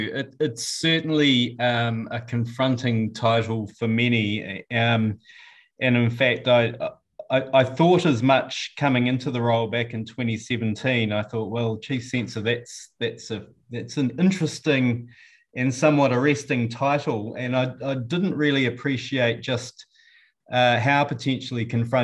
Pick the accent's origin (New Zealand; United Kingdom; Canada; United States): New Zealand; from New Zealand. I'm the chief censor for New Zealand.